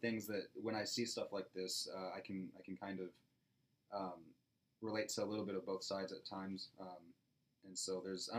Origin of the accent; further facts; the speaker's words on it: Dallas, Texas, United States; I'm from Dallas